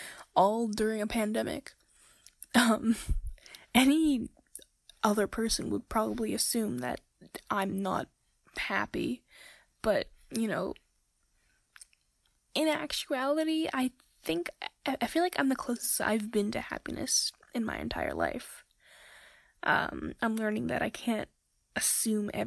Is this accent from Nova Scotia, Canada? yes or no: yes; Nova Scotia, Canada; I'm 17 years old and I'm from Nova Scotia, Canada.